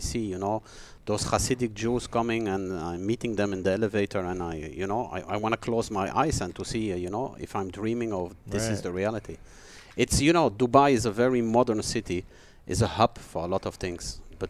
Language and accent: English; Antwerp, Flanders, Belgium; I grew up in Antwerp in Belgium.